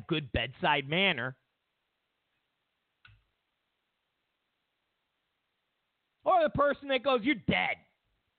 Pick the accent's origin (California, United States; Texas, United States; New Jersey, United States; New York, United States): New York, United States; Rochester; moved away; I'm originally from Rochester, New York.